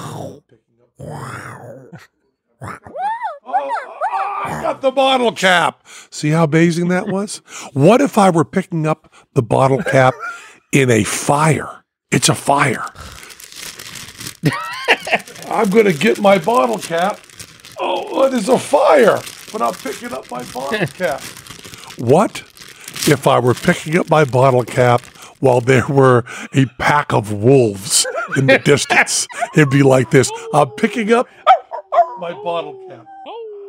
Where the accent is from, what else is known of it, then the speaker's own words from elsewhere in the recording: New England, United States; I'm from New England